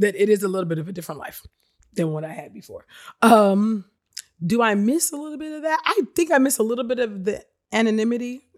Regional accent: Nigeria; I'm Nigerian

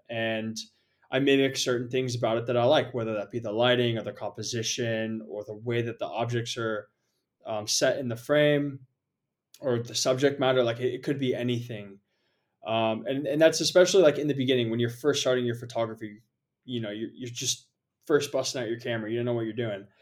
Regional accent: San Jose, California, United States; moved away as an adult; also born or lived in Portland, Oregon / Japan / Bali; I originally grew up in San Jose, California, so just about an hour south of San Francisco.

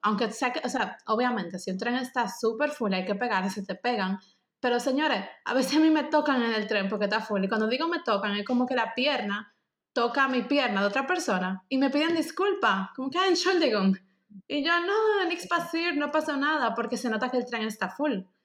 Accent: Dominican Republic; moved away as an adult; now in Germany; nosotras como dominicanas

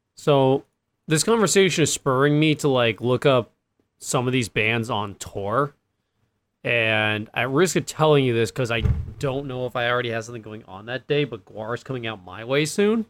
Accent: East Coast, United States; I'm from the East Coast

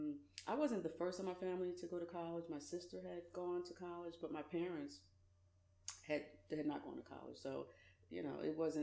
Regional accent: Philadelphia, Pennsylvania, United States; Graduated from high school, Philadelphia, lived in Philly. I'm from Philly

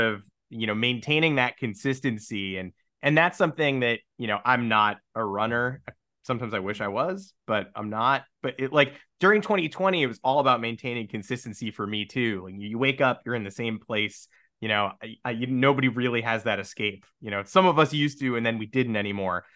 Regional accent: New York, United States; I'm from New York

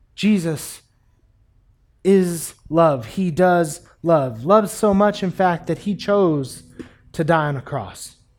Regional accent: United States; we as American Christians

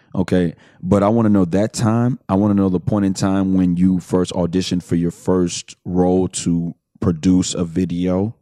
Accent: Houston, Texas, United States; I'm from the Southwest too, Fondren and uh-huh. West Airport

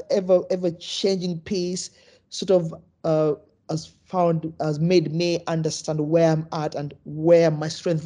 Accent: Kenya; moved away; originally I'm from Kenya, so when I grew up, we almost play football through experiment

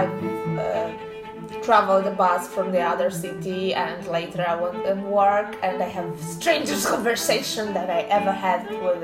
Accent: Bielsko-Biała, Silesian Voivodeship, Poland; English is a second language; now in Krakow, Poland; Bielsko, I love Bielsko. This is my hometown.

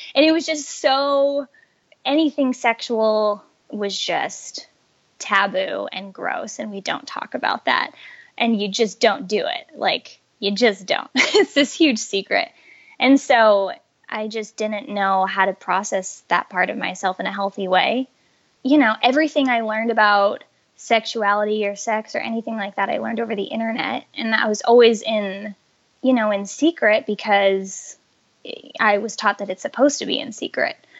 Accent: Colorado, United States; I grew up in Colorado

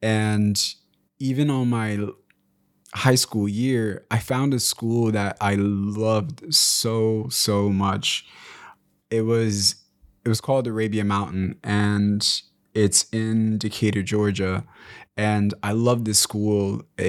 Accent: DR Congo; born there; So I was born in Congo, and even while we were in Congo, my mom has told me that we moved around a little bit due to the Rwandan genocide that was taking place the year I was born.

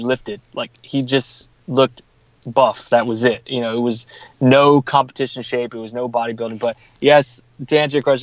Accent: San Marcos, Texas, United States; a friend of mine mentioned my name for a job here in my hometown. So I live in San Marcos

